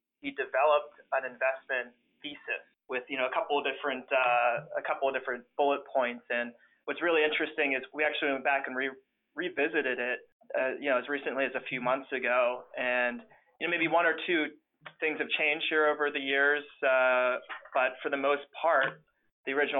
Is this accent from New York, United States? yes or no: no; Pittsburgh, Pennsylvania, United States; I grew up in Pittsburgh